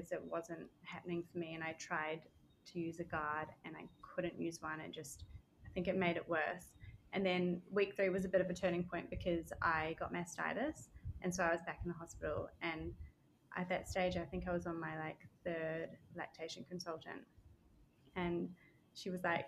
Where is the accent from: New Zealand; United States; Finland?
New Zealand; moved away as an adult; also born or lived in Australia; now in Barbados; I'm from Australian born, grew up most of my life in New Zealand, and then moved back to Australia